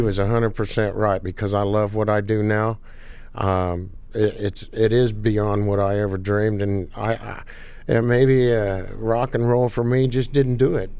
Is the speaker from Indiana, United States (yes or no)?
yes; Danville, Indiana, United States; I was born in Danville, Indiana. I live in the house where I grew up